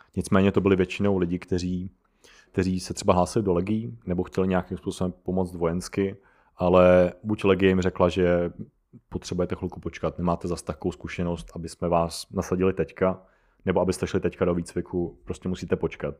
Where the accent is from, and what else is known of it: Czechia